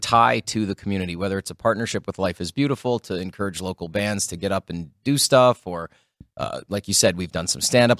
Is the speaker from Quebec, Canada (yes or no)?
no; Sault Ste. Marie, Ontario, Canada; now in Las Vegas, United States; the Sault Ste. Marie Greyhounds. They're in my hometown